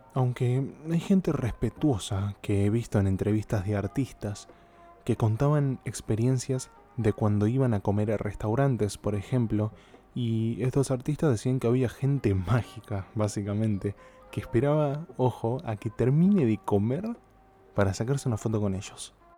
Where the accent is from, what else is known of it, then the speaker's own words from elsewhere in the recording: Argentina; soy de Argentina